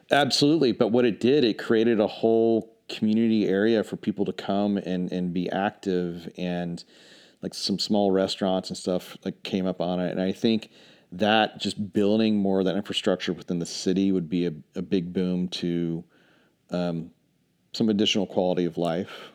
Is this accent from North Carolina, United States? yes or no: yes; Charlotte, North Carolina, United States; moved away as an adult; also born or lived in New York City / Dallas; now in Asheville, United States; I'm originally from Charlotte.